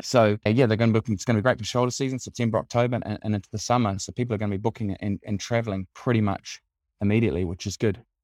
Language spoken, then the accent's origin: English; New Zealand; accent: Kiwi; moved away as an adult; also born or lived in United Kingdom / Australia; now in Italy; I'm a Kiwi, clearly by my accent, but I've lived most of my adult life outside of New Zealand